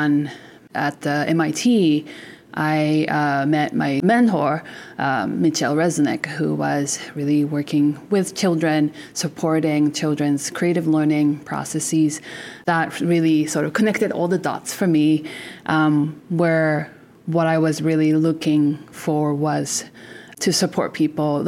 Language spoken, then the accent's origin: English; Japan; now in Canada; I'm originally from Japan